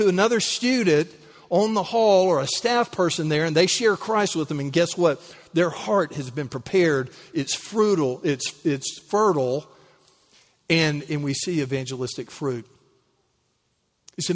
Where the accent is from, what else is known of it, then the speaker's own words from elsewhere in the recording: United States; It's like, you know, I'm from Callaway County.